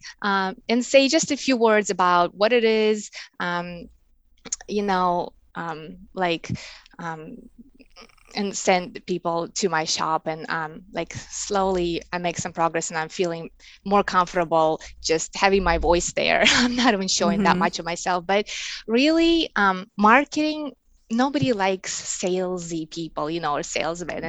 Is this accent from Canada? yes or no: no; Russia; English is a second language; moved away as an adult; now in United States; I was born and I grew up in Russia, and I moved here to the States maybe 11 years ago